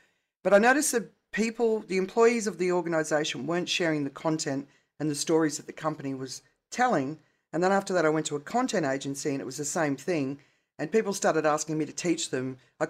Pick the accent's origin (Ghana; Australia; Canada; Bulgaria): Australia; accent: Australian; now in London, United Kingdom; Australian accent, so it's softened over the years, but I'm not one of those people that changes my accent when I'm with people.